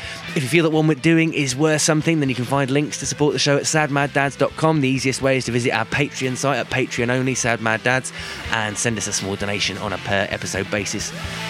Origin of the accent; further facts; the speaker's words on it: Florida, United States; accent: Southern American; So, yeah. I take back Florida. My Southern American accent.